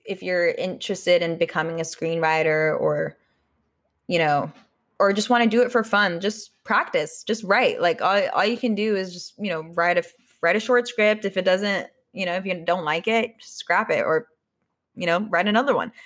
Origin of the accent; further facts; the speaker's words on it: Austria; English is a second language; moved away; I was born in Austria